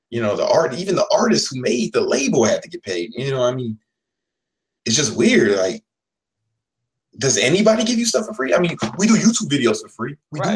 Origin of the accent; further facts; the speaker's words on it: Chicago, Illinois, United States; I'm from Chicago